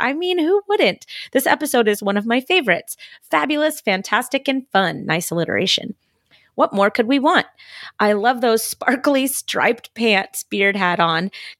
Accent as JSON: {"language": "English", "town": "Salem", "region": "Massachusetts", "country": "United States", "said": "Anyway, I'm from Boston. Well, Salem, the witch city."}